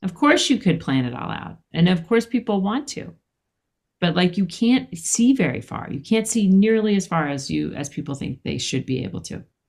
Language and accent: English; Philadelphia, Pennsylvania, United States; moved away as an adult; also born or lived in San Francisco; I'm from Philadelphia